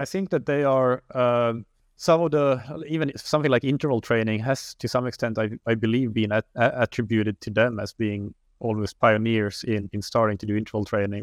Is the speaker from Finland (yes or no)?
yes; Finland; moved away as an adult; also born or lived in Helsinki, Finland; now in Lisbon, Portugal; I am from Finland originally